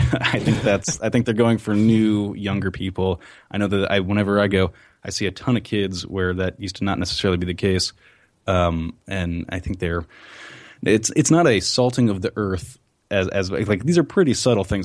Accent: New Jersey, United States; I'm from New Jersey

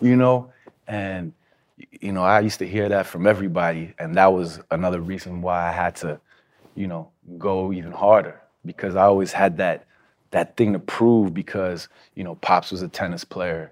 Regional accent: New York, United States; I'm from Hell's Kitchen

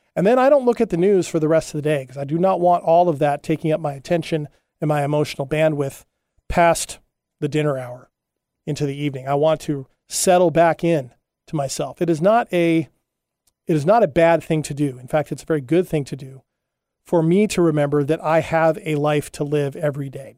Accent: Huntington Beach, California, United States; also born or lived in Hawaii; when I was a kid, uh, growing up in Huntington Beach, California, Surf City, U S

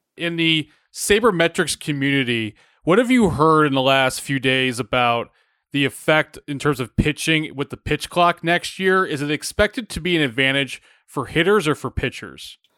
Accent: Atlanta, Georgia, United States; moved away; I grew up in a city that's on an, on an island in Atlanta where there's, you're not nearby any team.

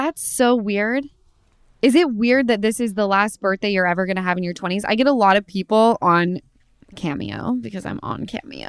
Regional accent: Utah, United States; Yeah, because we're from Utah.

